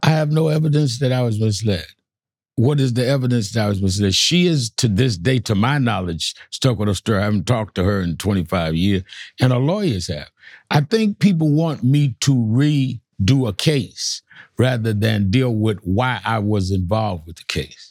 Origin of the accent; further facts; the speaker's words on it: New York, United States; I was born and raised in New York